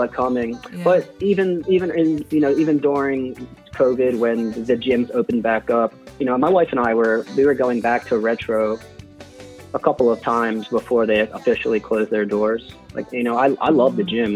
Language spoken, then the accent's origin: English; Hatboro, Pennsylvania, United States; grew up in a house in Hatboro